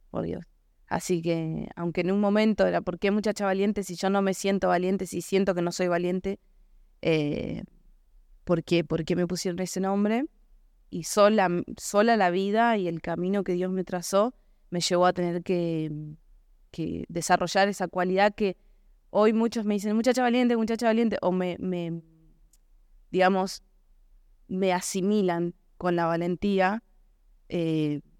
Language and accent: Spanish; Florencio Varela, Buenos Aires Province, Argentina; Florencio Varela. Sí, sí.